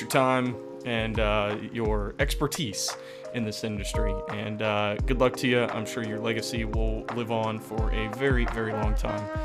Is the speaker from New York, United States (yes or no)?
no; Charleston, West Virginia, United States; I'm from uh, pretty much born and raised in Kanawha County